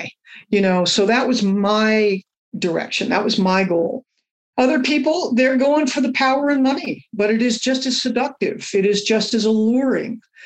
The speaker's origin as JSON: {"language": "English", "town": "Los Angeles", "region": "California", "country": "United States", "tie": "born or raised there", "also_born_or_lived": "Austin, Texas", "moved": "as an adult", "said": "my life growing up in Los Angeles at that time"}